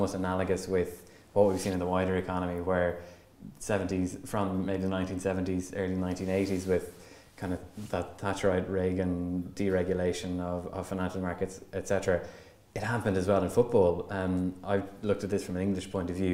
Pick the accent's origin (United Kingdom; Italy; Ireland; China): Ireland; Longford, Leinster; I'm originally from Longford, but mostly from a GAA family